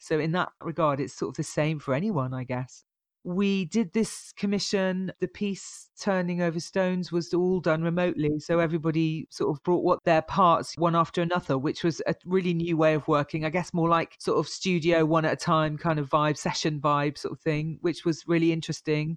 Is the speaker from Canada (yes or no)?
no; Bristol, South West England, United Kingdom; moved away as an adult; also born or lived in Birmingham; I was born in Bristol, so I'm a true Bristolian. I was here until I was 18, and then I moved to Birmingham to study